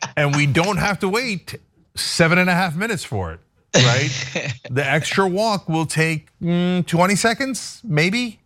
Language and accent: English; East Coast, United States; moved away; I grew up on the East Coast